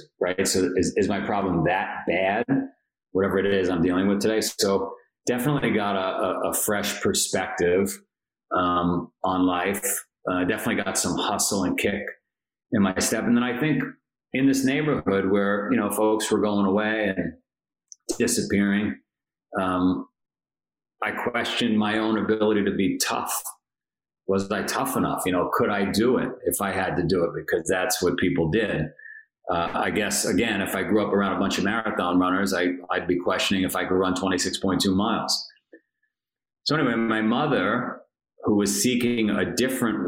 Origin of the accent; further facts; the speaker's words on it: New York City, New York, United States; I grew up in Queens, New York.